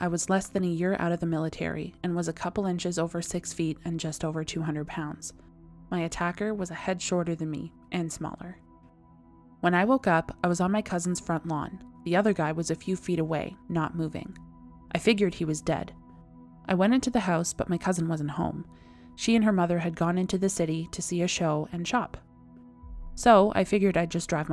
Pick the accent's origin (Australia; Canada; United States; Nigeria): Canada; I am That Canadian.